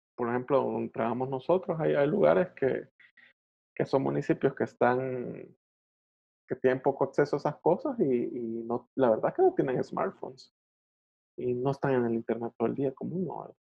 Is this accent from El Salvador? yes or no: yes; El Salvador; en un país como el nuestro